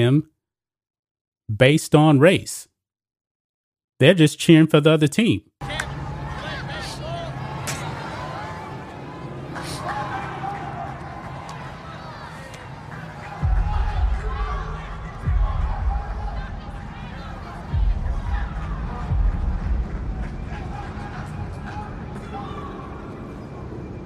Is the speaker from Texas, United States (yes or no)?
yes; Texas, United States; I grew up in Texas